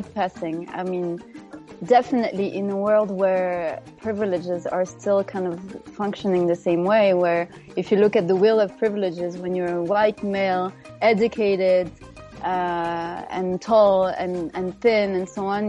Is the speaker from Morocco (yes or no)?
yes; Morocco; moved away; growing up in Morocco.